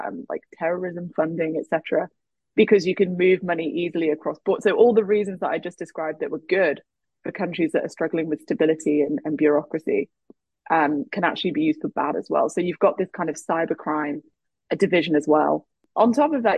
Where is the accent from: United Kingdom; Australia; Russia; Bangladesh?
United Kingdom; England; now in United States; I grew up in England, I now live in the US